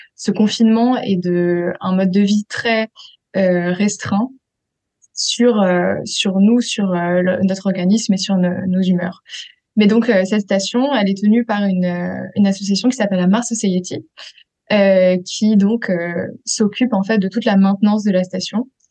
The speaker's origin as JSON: {"language": "French", "area": "Paris region", "region": "Île-de-France", "country": "France", "tie": "born or raised there", "also_born_or_lived": "Switzerland", "moved": "yes", "said": "j'ai grandi euh, en France, euh, en région parisienne"}